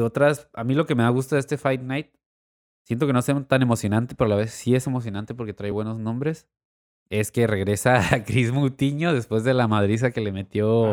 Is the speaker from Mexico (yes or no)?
yes; Tijuana, Baja California, Mexico; como tijuanenses también, como mexicanos